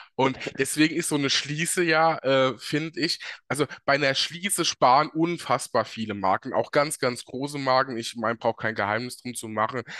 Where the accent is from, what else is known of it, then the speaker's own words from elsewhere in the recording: Germany; bei uns in Deutschland